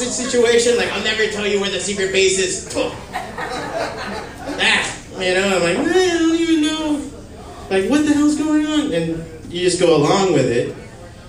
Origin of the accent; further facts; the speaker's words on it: Hialeah, Florida, United States; I'm from Hialeah.